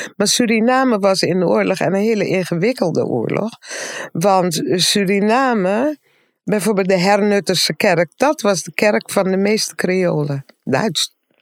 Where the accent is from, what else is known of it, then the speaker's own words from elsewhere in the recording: Aruba; now in Netherlands; En we zijn dus opgegroeid op Aruba